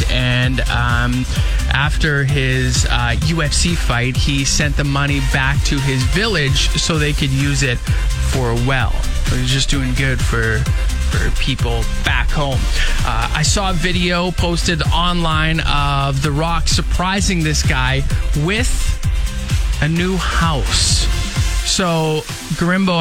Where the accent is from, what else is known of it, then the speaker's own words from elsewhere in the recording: Regina, Saskatchewan, Canada; when I was growing up in the North End